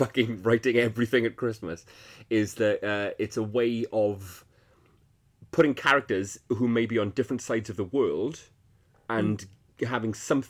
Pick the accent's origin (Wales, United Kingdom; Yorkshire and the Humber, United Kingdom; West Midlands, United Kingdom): Wales, United Kingdom; South; moved away as an adult; So, I'm Welsh, right? I'm from Wales. I lived in Wales until I was 18. No, fucking hell. I lived in Wales until I was, what, 24, 25?